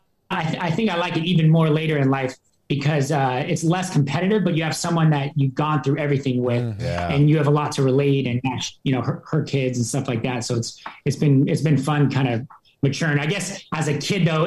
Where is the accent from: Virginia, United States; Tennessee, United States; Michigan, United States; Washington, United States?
Washington, United States; Wenatchee; born or raised there; also born or lived in Seattle, Washington